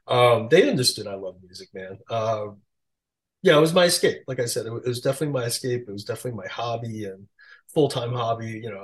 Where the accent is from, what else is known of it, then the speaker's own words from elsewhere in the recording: Queens, New York, United States; I just met a bunch of young DJs at the time growing up in Queens.